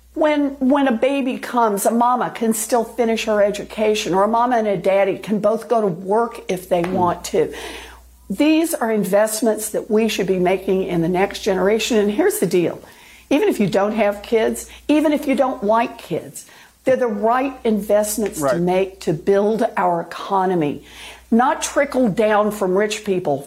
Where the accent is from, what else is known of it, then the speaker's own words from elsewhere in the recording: Oklahoma, United States; moved away; I was born and raised in Oklahoma